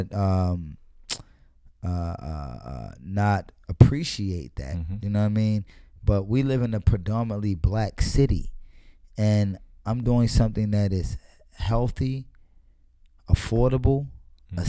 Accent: Baltimore, Maryland, United States; I'm born and raised in Baltimore

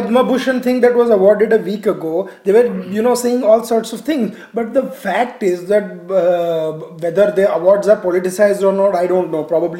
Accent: Ahmedabad, Gujarat, India; I have been born and raised in Ahmedabad.

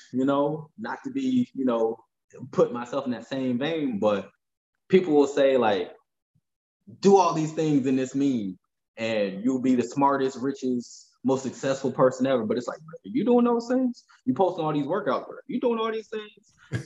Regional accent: Fayetteville, North Carolina, United States; moved away as an adult; now in Los Angeles, United States; I'm from Fayetteville, North Carolina

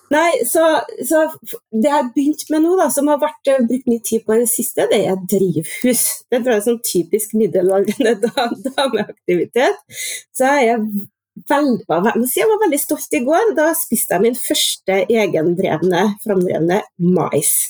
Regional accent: Orkdal, Trøndelag, Norway; now in Trondheim, Norway; jeg er trønder. Opprinnelig fra Orkdalen, men har vært bosatt i Trondheim i over 20 år nå.

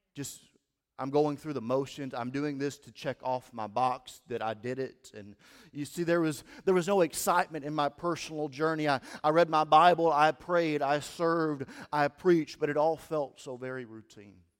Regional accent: Steele, Missouri, United States; moved away as an adult; also born or lived in Denton, Missouri / Caruthersville, Missouri; now in Cape Girardeau, United States; I grew up in Steele, Missouri

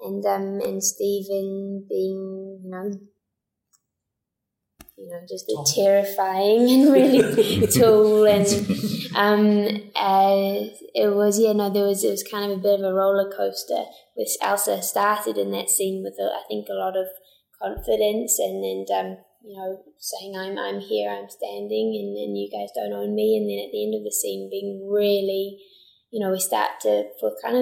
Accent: New Zealand; accent: New Zealand; I'd only use my New Zealand accent for when I got home

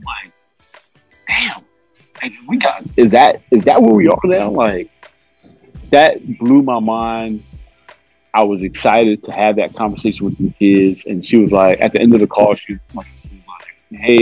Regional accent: New York City, New York, United States; I grew up on Staten Island

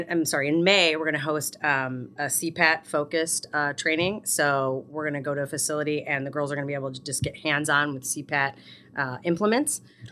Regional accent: Minooka, Illinois, United States; I worked down in Minooka. That's my hometown.

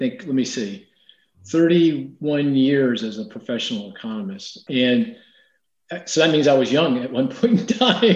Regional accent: Philadelphia, Pennsylvania, United States; I'm from Philly

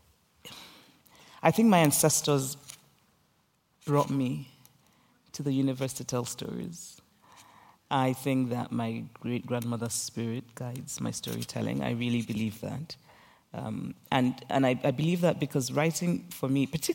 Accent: Nigeria; I grew up in Nigeria

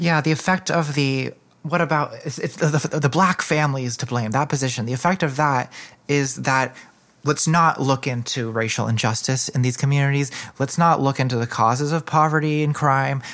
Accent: United States; as a American feminist

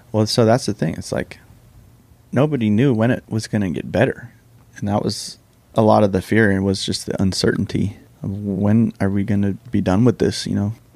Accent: California, United States; moved away as an adult; also born or lived in San Diego; now in Central Texas, United States; my 20 years of living in California

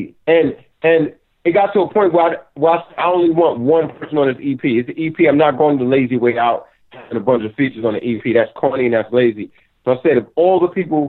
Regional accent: United States; I'm an artist from America

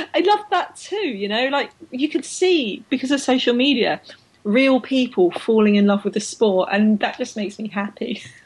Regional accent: London, United Kingdom; I was so proud to be a Londoner. I was born in London. I grew up in London.

